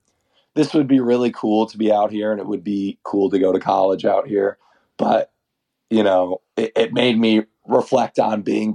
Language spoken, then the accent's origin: English; Oklahoma, United States; I'm the guy from Oklahoma